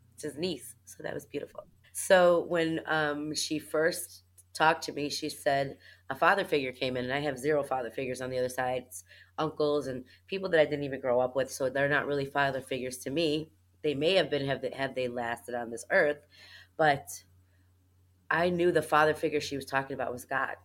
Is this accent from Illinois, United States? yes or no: yes; Chicago, Illinois, United States; I'm from Chicago, Illinois